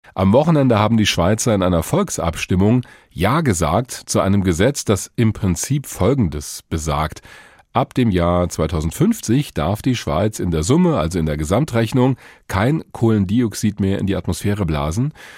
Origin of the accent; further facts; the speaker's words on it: Germany; Bei uns in Deutschland